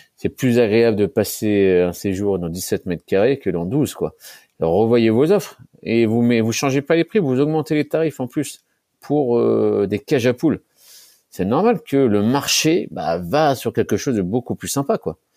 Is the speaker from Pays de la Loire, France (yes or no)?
no; Nancy, Grand Est, France; je suis originaire de Nancy